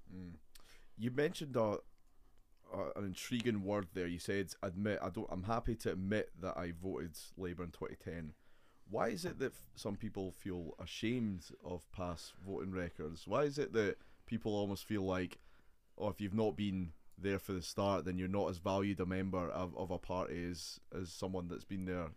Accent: Edinburgh, Scotland, United Kingdom; I'm very much an Edinburgh man

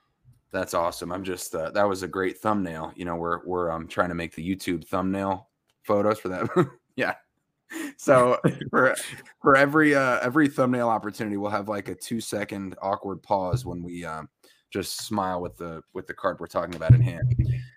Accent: Ossining, New York, United States; Peekskill's right next to me from where I grew up in Ossining. That's right. Peekskill was one of our rivals.

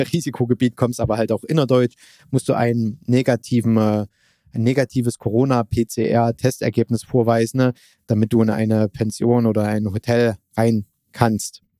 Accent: Germany; wir Deutsche

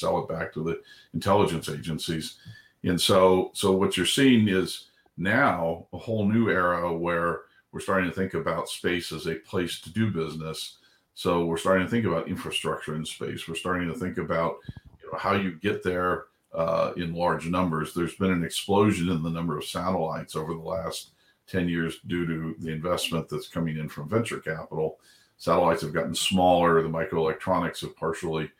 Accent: Southern California, United States; I grew up in a little sleepy town in Southern California

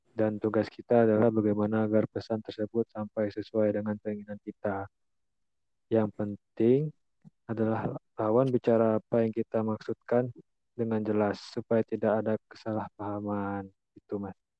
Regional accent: Bangka Belitung Islands, Indonesia; saya dari Bangka Belitung

